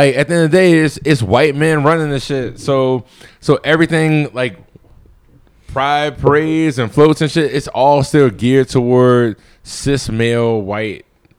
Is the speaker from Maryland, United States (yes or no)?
yes; Baltimore, Maryland, United States; I'm from West Baltimore